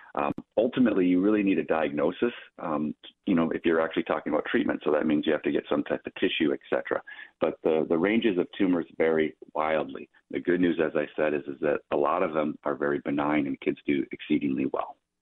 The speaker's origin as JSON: {"language": "English", "town": "Minneapolis", "region": "Minnesota", "country": "United States", "tie": "born or raised there", "said": "I'm a Minnesotan, true and true. So I was born in Minneapolis. I was born and raised there."}